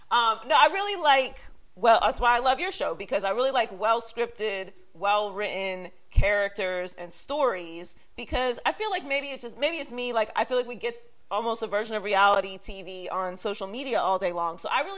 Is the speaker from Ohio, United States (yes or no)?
no; Pittsburgh, Pennsylvania, United States; also born or lived in Miami; now in Los Angeles, United States; I'm from Pittsburgh and I lived in Miami for a long time and now I'm in LA.